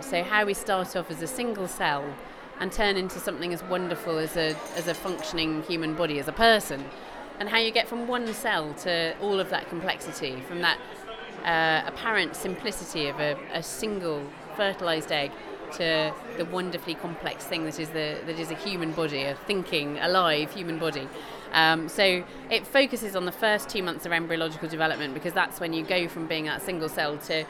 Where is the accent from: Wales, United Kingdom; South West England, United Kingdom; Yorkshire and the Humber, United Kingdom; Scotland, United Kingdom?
South West England, United Kingdom; Bristol; I'm Bristolian.